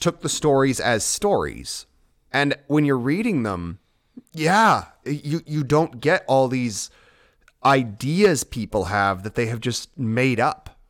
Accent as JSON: {"language": "English", "country": "United States", "said": "I'm American"}